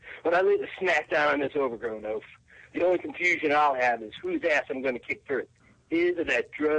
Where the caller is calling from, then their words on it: Tampa, Florida, United States; Tampa. It doesn't matter.